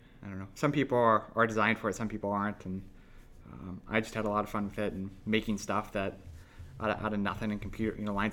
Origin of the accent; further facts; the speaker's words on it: Mitchell, South Dakota, United States; I grew up in Mitchell